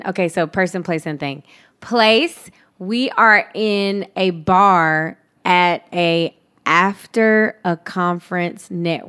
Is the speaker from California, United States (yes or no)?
yes; San Diego, California, United States; also born or lived in Alaska, United States; Okay. I'm from San Diego by way of Alaska.